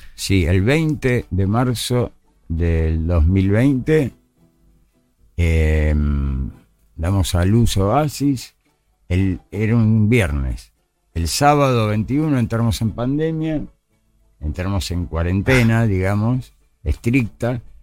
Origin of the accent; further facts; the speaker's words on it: Buenos Aires, Argentina; crecí en Parque de los Patricios